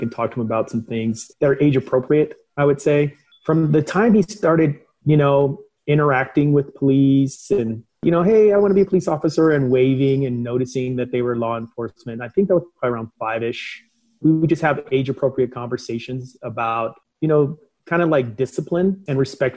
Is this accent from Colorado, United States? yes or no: yes; Denver, Colorado, United States; also born or lived in St. Louis, Missouri; My mom moved to Denver, Colorado when I was about 7 years old. I grew up in the Montbello neighborhood, Green Valley Ranch neighborhood in Denver, Colorado